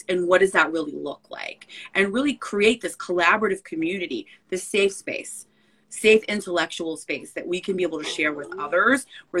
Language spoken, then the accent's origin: English; Belleville, New Jersey, United States; moved away as an adult; now in Brooklyn, United States; I grew up in Belleville, New Jersey, North Newark, so Essex County, so northern New Jersey.